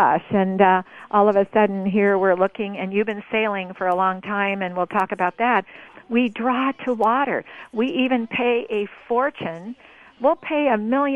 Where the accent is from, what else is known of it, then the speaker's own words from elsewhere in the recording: Oregon, United States; I am from Oregon, audience, I'm sitting in southern Oregon